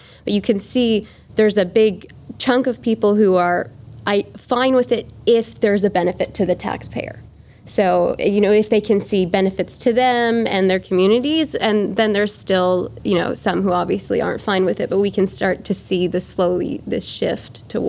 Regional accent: Toronto, Ontario, Canada; My hometown is Toronto, Canada

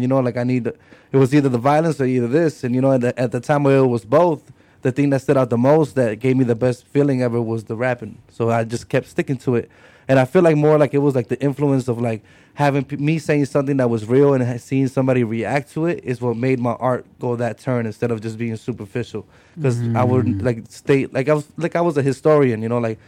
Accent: Chicago, Illinois, United States; I'm a Mexican hip-hop artist. I come from Little Village, Southside Chicago

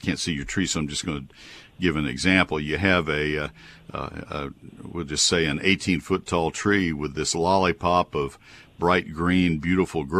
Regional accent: Texas, United States; also born or lived in Ohio; I grew up in Texas. So I am a Texas guy through and through

